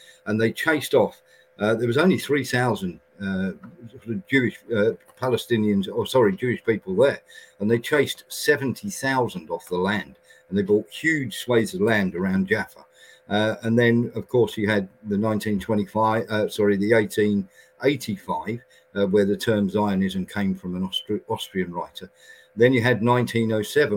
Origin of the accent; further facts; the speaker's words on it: United Kingdom; we did as a British nation